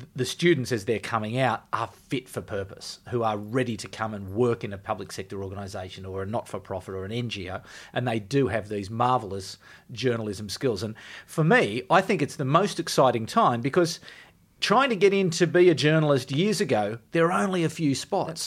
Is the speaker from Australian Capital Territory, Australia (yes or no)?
yes; Canberra, Australian Capital Territory, Australia; I'm from Canberra, that it's a Canberra degree